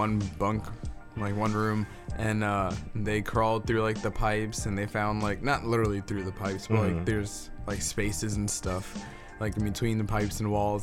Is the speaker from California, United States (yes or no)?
no; Naples, Florida, United States; also born or lived in New York; I grew up in Naples for like 8 years